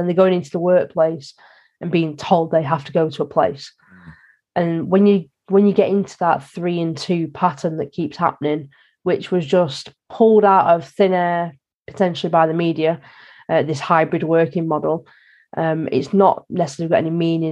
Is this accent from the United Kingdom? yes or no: yes; the North, the north of England, United Kingdom; I'm from the North